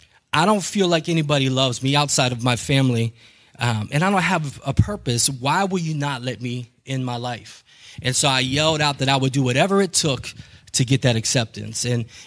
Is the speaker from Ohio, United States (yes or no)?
yes; Steubenville, Ohio, United States; born there; also born or lived in Kentucky / Honolulu / Killeen; I was born in Steubenville, but I lived in Mingo. And at 2 years old, we moved out of the area